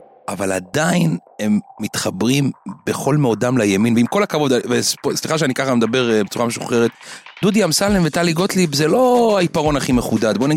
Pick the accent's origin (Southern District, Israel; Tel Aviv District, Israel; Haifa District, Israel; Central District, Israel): Southern District, Israel; Ashkelon; אני גזען, אני מאשקלון.